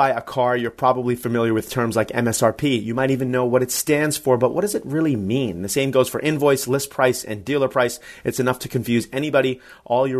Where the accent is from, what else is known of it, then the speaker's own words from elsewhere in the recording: Long Island, New York, United States; also born or lived in Atlanta; I'm from Strong Island.